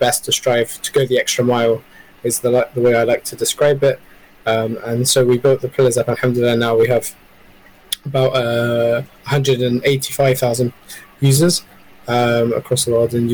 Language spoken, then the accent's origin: English; London, United Kingdom; I grew up in the UK. Originally, I'm half Palestinian, half Iraqi, and I grew up in London